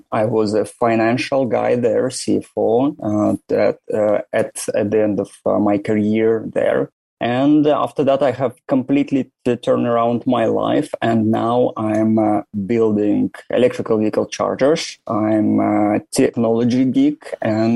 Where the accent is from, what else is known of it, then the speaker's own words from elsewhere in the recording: Russia; moved away as an adult; also born or lived in St. Petersburg, Russia / Moscow, Russia / Germany / Ireland; now in Turin, Italy; I was born in Russia, far, far away from Moscow, approximately 4,000 kilometers on the east, on Lake Baikal